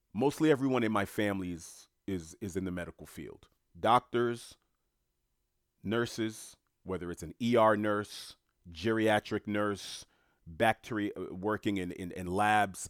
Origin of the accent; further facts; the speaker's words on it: United States; I happen to be born and raised in the United States of America